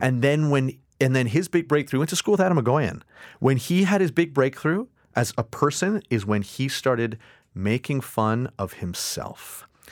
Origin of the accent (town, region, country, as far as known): Canada